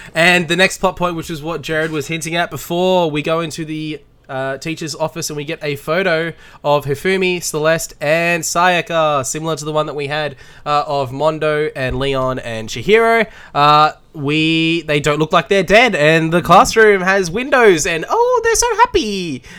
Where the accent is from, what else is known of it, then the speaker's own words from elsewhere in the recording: Australia; as an Australian